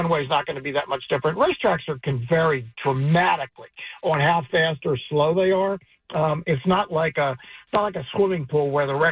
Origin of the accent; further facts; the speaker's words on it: Baltimore, Maryland, United States; moved away; I grew up in Baltimore, so I'm a Preakness guy.